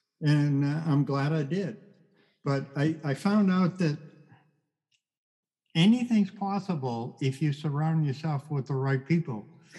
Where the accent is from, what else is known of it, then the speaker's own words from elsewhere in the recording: Boston, Massachusetts, United States; moved away; I came from Boston